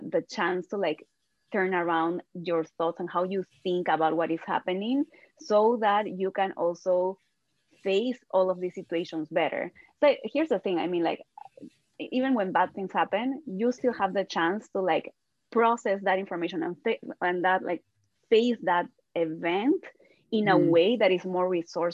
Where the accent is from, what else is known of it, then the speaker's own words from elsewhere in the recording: Peru; I'm from Peru